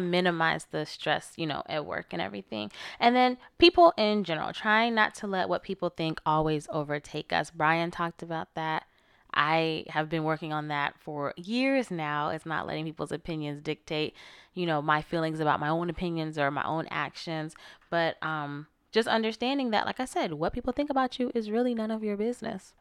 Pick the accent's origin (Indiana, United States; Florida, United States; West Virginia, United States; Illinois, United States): Florida, United States; I'm from Florida.